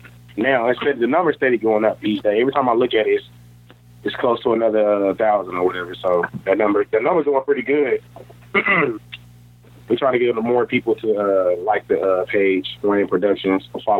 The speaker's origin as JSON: {"language": "English", "town": "North Little Rock", "region": "Arkansas", "country": "United States", "tie": "born or raised there", "said": "And I'm from here. I'm local. I'm from North Little Rock, raised in Rose City."}